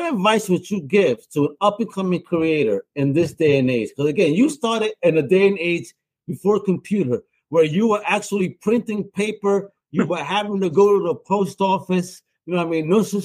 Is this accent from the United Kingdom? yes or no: no; Puerto Rico; a Latino, a Boricua from El Caribe